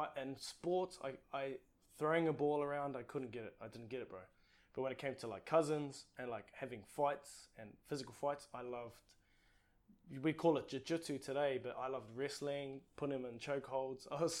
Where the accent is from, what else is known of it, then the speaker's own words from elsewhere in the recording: Tūrangi, Waikato, New Zealand; first language Māori; English is a second language; also born or lived in Papakura, South Auckland; I was born in South Auckland, but I think it was one of those places. Mum was quite young when she had me. She was 16, just turned 16 when she and my dad had me. He was about 17, and they decided to move back to his sort of hometown where he grew up, and that's Tūrangi.